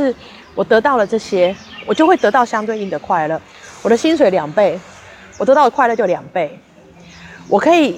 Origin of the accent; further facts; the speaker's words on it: Taipei, Taiwan; now in Yunlin, Taiwan; 比方说，我以前在台北就觉得啊，都乡下人好可怜，怎么样怎么样怎么样。现在我才真的有时候自己觉得我们台北人好可怜